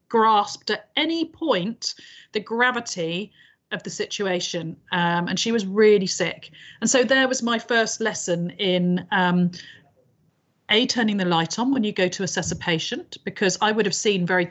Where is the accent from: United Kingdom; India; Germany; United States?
United Kingdom; we are very British about things